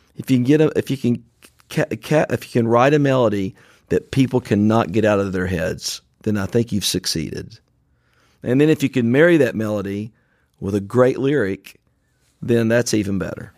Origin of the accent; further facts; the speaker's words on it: Franklin, Tennessee, United States; recorded in a warehouse in my hometown of Franklin, Tennessee